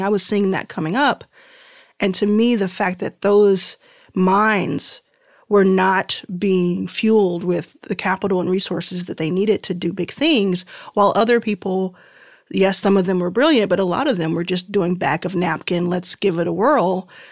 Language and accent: English; Dallas, Texas, United States; also born or lived in Mississippi / Houston, Texas; I grew up in Dallas. Uh, born in Mississippi, grew up in Dallas, and then, and then found my way to Houston, where my mom was living